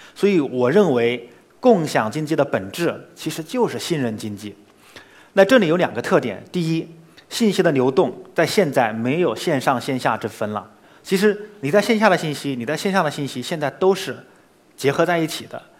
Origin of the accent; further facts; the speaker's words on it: Hangzhou, Zhejiang, China; 比如说西湖， 我肯定 逛了，从小到大我逛了无数圈儿了